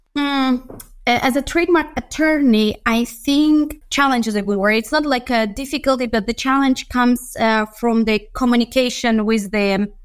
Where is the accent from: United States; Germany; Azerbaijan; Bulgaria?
Azerbaijan; Baku; moved away as an adult; also born or lived in Budapest, Hungary; I come originally from Baku, Azerbaijan. So that's what I, where I studied